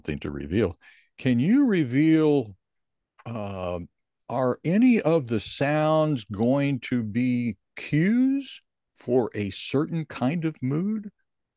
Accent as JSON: {"language": "English", "town": "Columbia", "region": "Missouri", "country": "United States", "tie": "born or raised there", "said": "I grew up in Columbia"}